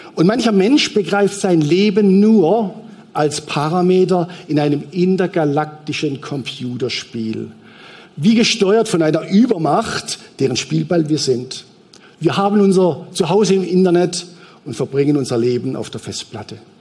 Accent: Switzerland; als Schweizer

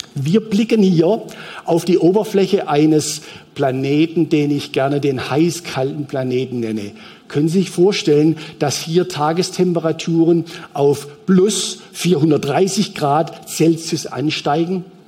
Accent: Switzerland; als Schweizer

